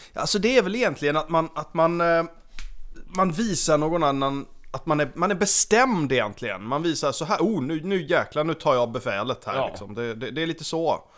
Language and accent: Swedish; Sweden; som svensk